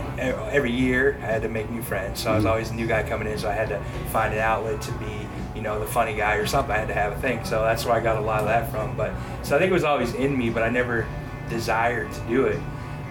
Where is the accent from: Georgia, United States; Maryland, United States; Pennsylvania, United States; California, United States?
Pennsylvania, United States; born or raised there; moved away